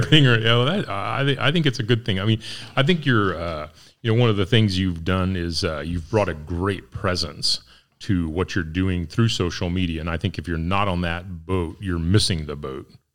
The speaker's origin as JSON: {"language": "English", "town": "Ness City", "region": "Kansas", "country": "United States", "moved": "yes", "said": "I'm from Ness City"}